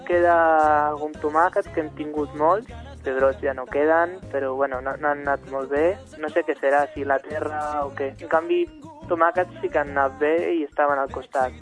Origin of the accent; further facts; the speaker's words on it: Madrid, Community of Madrid, Spain; now in Catalonia, Spain; Jo sóc de fora, sóc de Madrid